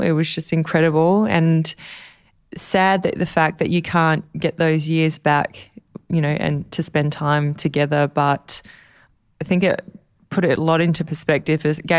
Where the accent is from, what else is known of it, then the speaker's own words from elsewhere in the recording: Australia; hello, Mr. President … I'm from Australia.